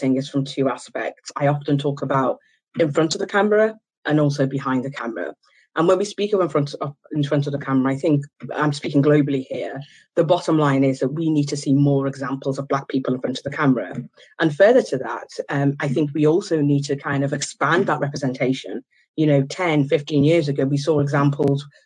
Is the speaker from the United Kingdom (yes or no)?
yes; Liverpool, North West England, United Kingdom; also born or lived in Ghana / Oxford; I moved to the UK when I was three, and I was raised in a working class neighbourhood in Liverpool